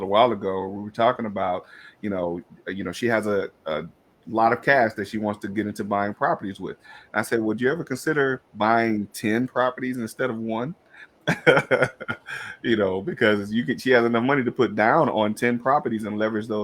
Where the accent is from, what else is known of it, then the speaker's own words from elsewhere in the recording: Detroit, Michigan, United States; also born or lived in Georgia; now in Atlanta, United States; I'm from Detroit